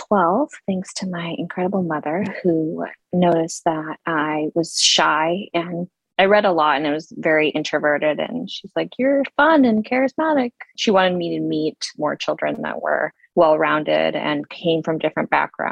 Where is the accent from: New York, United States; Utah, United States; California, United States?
Utah, United States; born or raised there; also born or lived in Russia